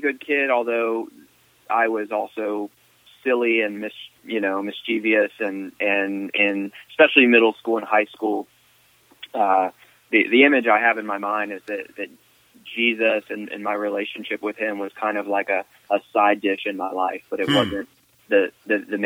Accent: Virginia, United States; moved away as an adult; also born or lived in East Asia; now in Louisville, United States; I grew up in Virginia and went to college there in Virginia

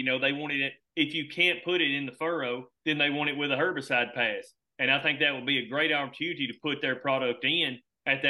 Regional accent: Alabama, United States; I'm from Alabama

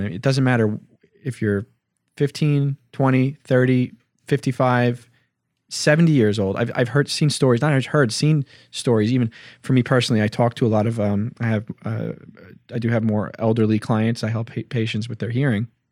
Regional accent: Hicksville, New York, United States; we're from Hicksville.

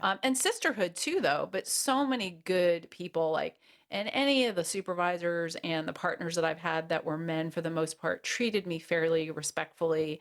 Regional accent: United States; moved away as an adult; also born or lived in Wichita, Kansas; I'm from the East Coast originally, from New York and New Jersey

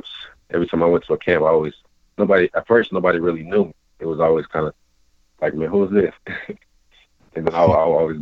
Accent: Oakland, California, United States; I grew up in Oakland

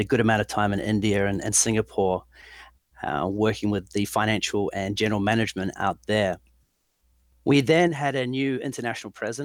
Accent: New Zealand; moved away as an adult; also born or lived in London; I'm originally from New Zealand. I left there with a great degree in management studies

